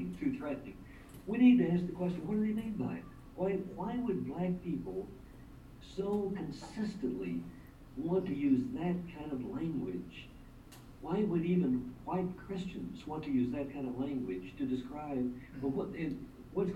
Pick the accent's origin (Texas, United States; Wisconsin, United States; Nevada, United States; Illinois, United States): Texas, United States; West; when I was a child growing up in West Texas